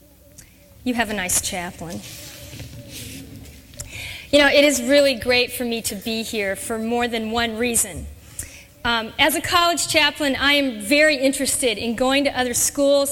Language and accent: English; Orange, California, United States; now in Chicago, United States; I grew up in Southern California. I grew up in the city of Orange